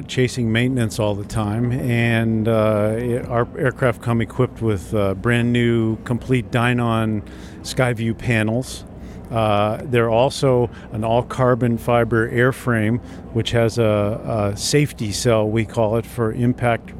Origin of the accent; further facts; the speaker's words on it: New England, United States; I'm from New England, and it gets mighty cold up there